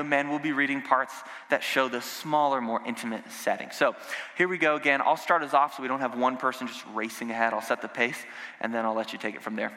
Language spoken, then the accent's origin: English; the South, United States; I grew up in the South and in a Southern Baptist church